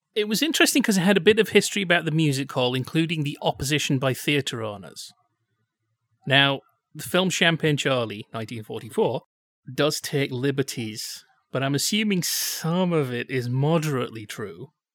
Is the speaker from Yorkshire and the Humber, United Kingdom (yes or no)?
yes; Yorkshire and the Humber, United Kingdom; I'm from Yorkshire